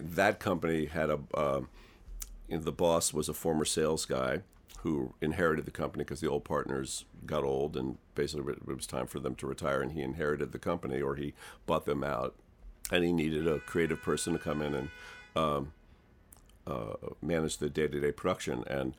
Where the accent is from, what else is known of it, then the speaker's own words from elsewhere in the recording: Westport, Connecticut, United States; One of my bandmates that I grew up with in Westport, Connecticut, Charlie Karp